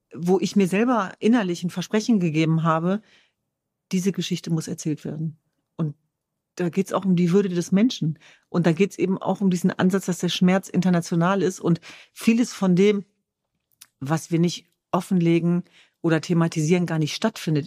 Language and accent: German; Germany; ich bin äh, Jesidin, ich bin Kurdin, ich bin Deutsch, ich bin Europäerin